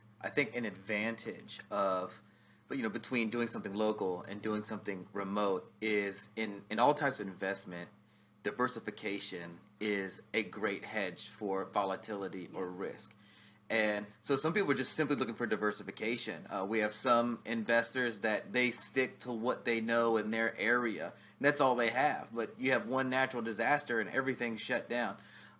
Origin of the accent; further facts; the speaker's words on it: Outer Banks, North Carolina, United States; The Outer Banks.